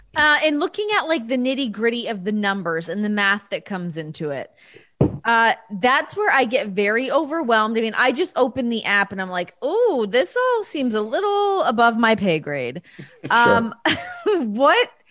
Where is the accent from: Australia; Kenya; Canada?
Canada; Ontario; now in Las Vegas, United States; my province of Ontario, my people.